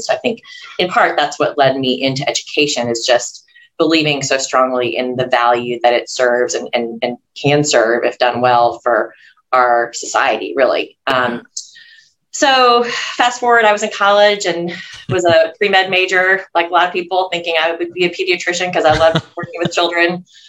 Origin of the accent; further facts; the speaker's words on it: Louisville, Kentucky, United States; moved away as an adult; now in Tennessee, United States; I didn't grow up in Tennessee. This is an adopted home state for me. I grew up in Kentucky, a neighboring state in Louisville.